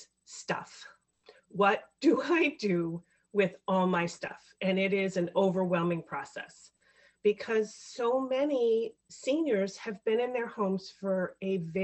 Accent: Chicago, Illinois, United States; I am from the Chicago area, born and raised here

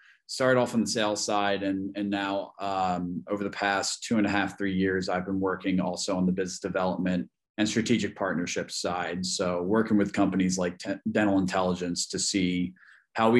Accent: Philadelphia, Pennsylvania, United States; I'm from the Philadelphia area, born and raised

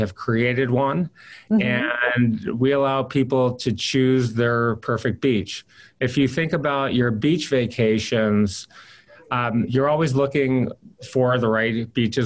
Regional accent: Michigan, United States; moved away as an adult; also born or lived in Boston; I grew up in Michigan

